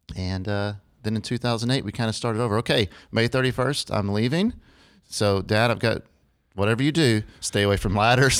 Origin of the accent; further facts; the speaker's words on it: Lubbock, Texas, United States; I'm from Lubbock, Texas